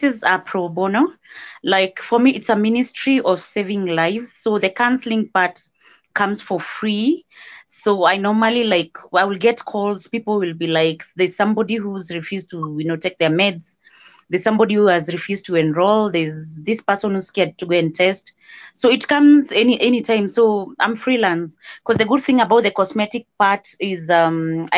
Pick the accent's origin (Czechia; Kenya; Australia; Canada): Kenya; I'm from Kenya